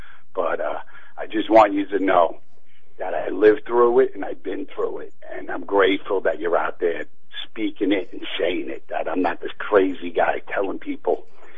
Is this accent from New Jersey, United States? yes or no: no; New York City, New York, United States; also born or lived in Hollywood; now in Pennsylvania, United States; growing up on the streets of Brooklyn, I ended up in show business